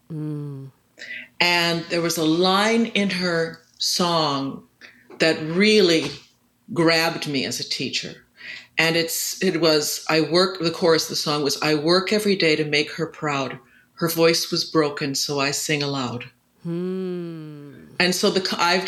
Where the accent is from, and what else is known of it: Milwaukee, Wisconsin, United States; born or raised there; moved away